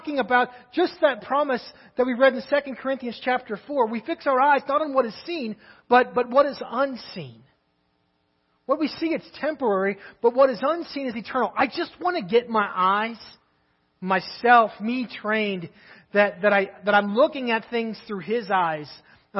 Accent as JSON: {"language": "English", "region": "Kentucky", "country": "United States", "moved": "yes", "lives_now": "Crawford, United States", "said": "I'm from Kentucky"}